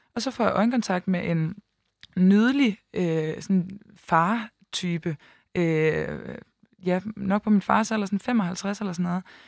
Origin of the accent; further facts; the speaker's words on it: Aalborg, North Denmark Region, Denmark; moved away as an adult; now in Copenhagen, Denmark; rykket fra Aalborg, hvor jeg kommer fra, og så til København